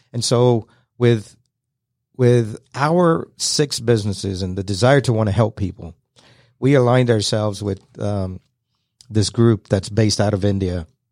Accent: London, United Kingdom; now in Kennesaw, United States; I was born and raised in London, moved to Kennesaw, Georgia back in nineteen seventy-eight

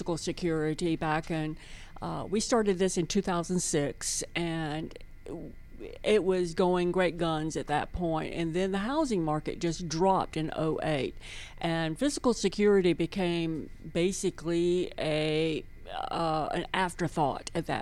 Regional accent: Atlanta, Georgia, United States; I am a native Atlantan, and I went to school here in Atlanta

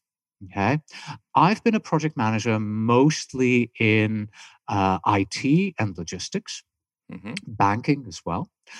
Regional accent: Germany; accent: German; English is a second language; also born or lived in California; now in Tucson, United States; So today, I call my accent confused because, my German is beginning to push through. I have my British accent still there somehow. I've lived in California for a long time. Now I live in Tucson, Arizona.

